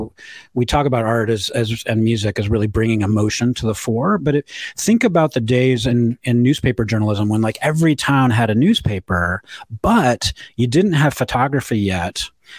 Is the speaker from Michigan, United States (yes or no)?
yes; Ann Arbor, Michigan, United States; also born or lived in Chicago; I was born in Ann Arbor. I went to Pioneer High School. You know, Clegg School in Ann Arbor is named after my grandfather. So we go way back in the city of Ann Arbor.